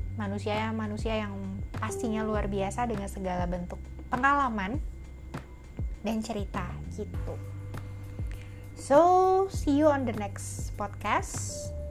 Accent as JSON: {"language": "Indonesian", "region": "Jakarta", "country": "Indonesia", "tie": "born or raised there", "said": "Gue lahir di Jakarta."}